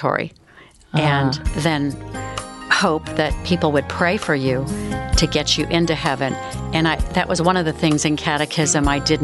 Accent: California, United States; now in Dallas, United States; my hometown in California

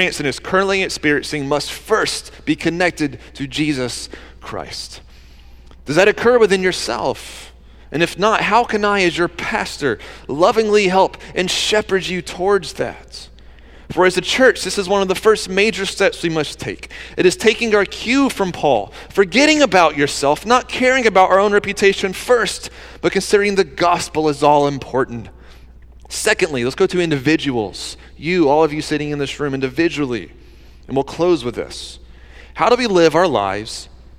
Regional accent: Georgia, United States; moved away as an adult; also born or lived in New Jersey; I grew up in Georgia where like Southern hospitality kind of stuff

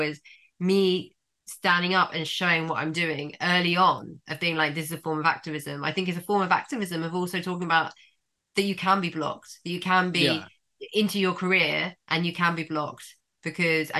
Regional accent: London, United Kingdom; moved away as an adult; now in Margate, United Kingdom; I've born and bred London. I'm Londoner

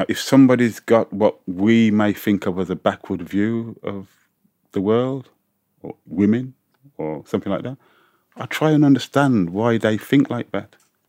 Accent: United Kingdom; Am I proud of being British? Not really.

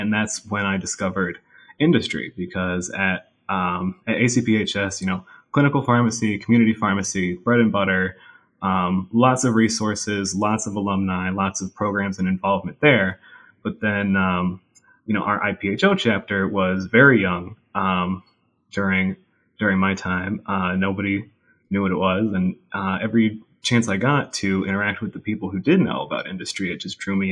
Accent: Watertown, New York, United States; So I am from a small town in North Country, New York, Watertown, New York, right up against the border with Canada.

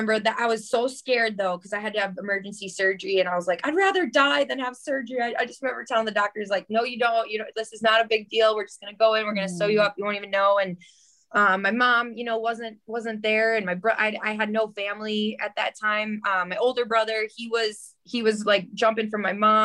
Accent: Port Washington, Wisconsin, United States; also born or lived in Flagstaff, Arizona; now in Phoenix, United States; I grew up in Port Washington, and when I was 7 years old

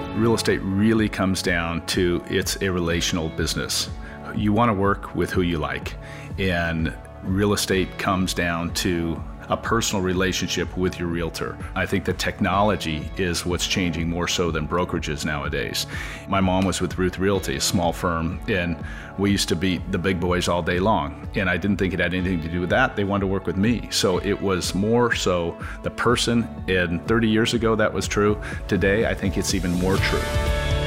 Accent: Palos Verdes, California, United States; I born and raised in Palos Verdes, K through 12 in Palos Verdes

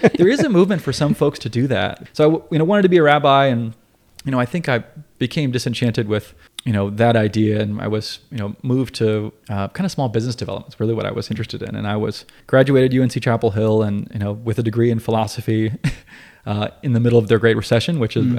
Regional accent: Asheville, North Carolina, United States; I grew up in Asheville

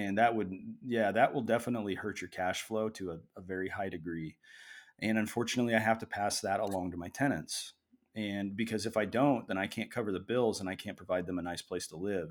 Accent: Springfield, Missouri, United States; now in Oregon, United States; I was raised in Southwest Missouri, specifically Springfield

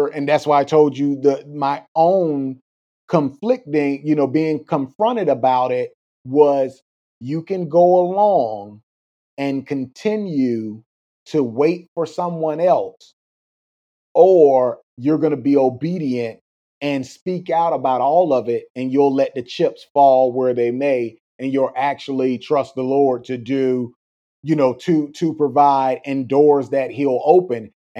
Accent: Florida, United States; again, growing up in South Florida, Cuba, Venezuela, they will tell you they don't have anywhere else to go

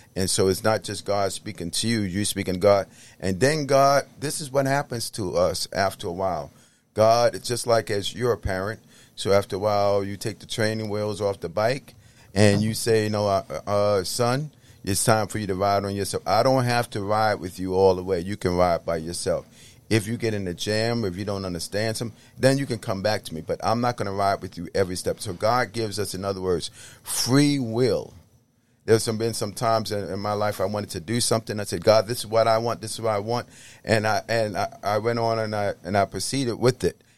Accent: New York City, New York, United States; I grew up, uh, in the Bronx

